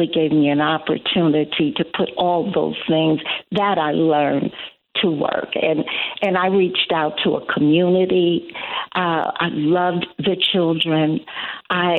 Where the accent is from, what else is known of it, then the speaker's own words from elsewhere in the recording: Chicago, Illinois, United States; I live in the southern suburbs and born and bred in Chicago. Chicago's home